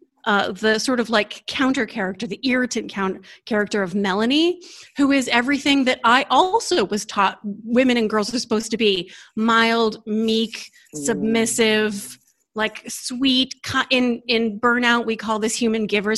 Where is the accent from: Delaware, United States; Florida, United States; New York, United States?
Delaware, United States; I was born and raised in Delaware